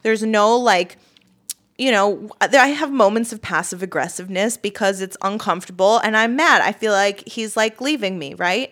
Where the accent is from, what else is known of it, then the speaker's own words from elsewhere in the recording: United States; I am American